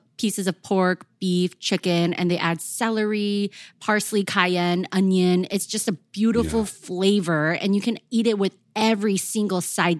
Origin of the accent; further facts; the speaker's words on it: the South, United States; I'm from the South